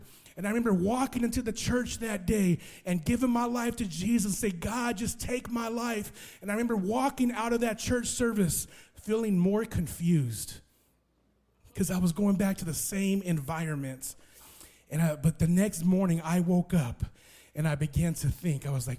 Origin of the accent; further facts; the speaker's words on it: West Coast, United States; So I was raised on the West Coast, so I love that West Coast gangster rap